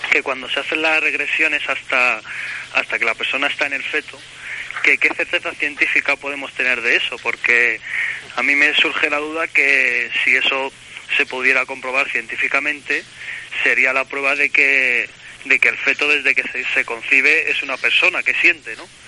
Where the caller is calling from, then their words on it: Madrid, Community of Madrid, Spain; Desde Madrid, desde el barrio Salamanca.